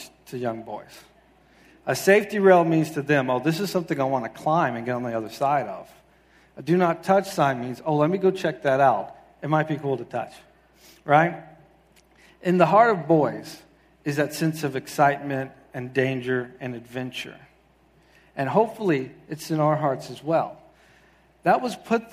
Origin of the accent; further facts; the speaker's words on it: South Carolina, United States; moved away as an adult; now in Quincy, Massachusetts, United States; I'm originally from the South. I grew up in South Carolina